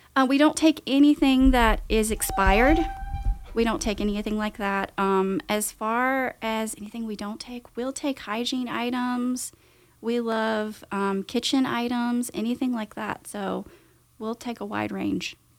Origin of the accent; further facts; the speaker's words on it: Winston-Salem, North Carolina, United States; I'm actually from the Winston area